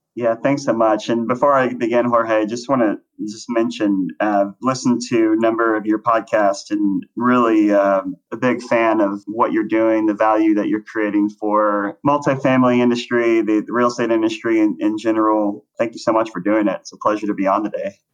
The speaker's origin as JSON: {"language": "English", "town": "Plano", "region": "Texas", "country": "United States", "tie": "born or raised there", "also_born_or_lived": "Los Angeles, California", "moved": "as an adult", "said": "I grew up in Dallas, Texas, in a suburb called Plano."}